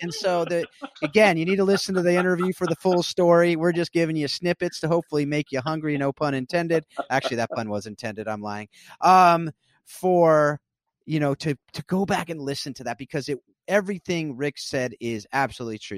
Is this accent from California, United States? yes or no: yes; South Orange County, California, United States; I grew up in South Orange County, California.